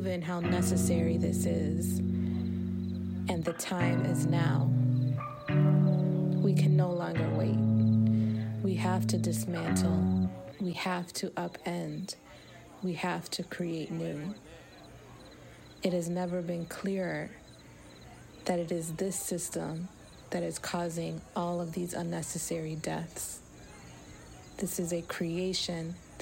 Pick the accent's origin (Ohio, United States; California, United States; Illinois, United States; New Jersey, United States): Illinois, United States; Chicago; I am a longtime organizer and artist born and raised in Chicago